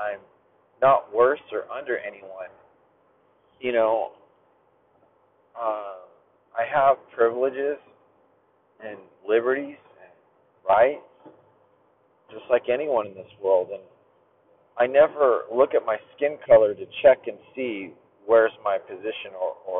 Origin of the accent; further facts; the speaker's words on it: United States; I'm American. I was raised here